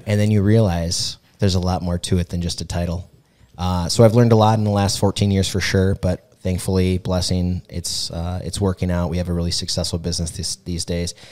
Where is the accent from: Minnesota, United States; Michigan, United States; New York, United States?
Minnesota, United States; Mankato; I'm from Mankato, born and raised